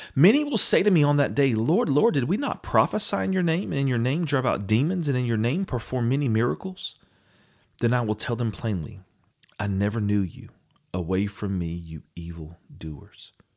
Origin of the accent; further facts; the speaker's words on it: Eastern North Carolina, United States; in our family, we grew up in Eastern North Carolina